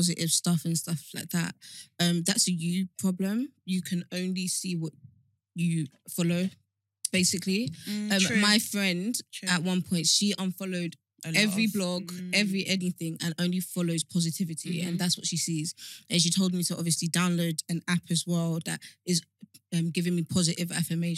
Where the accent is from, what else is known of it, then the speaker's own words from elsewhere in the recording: Nigeria; I'm Nigerian